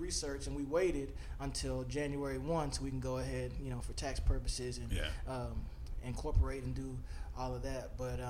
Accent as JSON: {"language": "English", "town": "Arlington", "region": "Texas", "country": "United States", "tie": "born or raised there", "also_born_or_lived": "Pensacola, Florida", "said": "I'm from Arlington, Texas. Born and raised Arlington, Texas. I went to Pensacola Christian College in Pensacola, Florida."}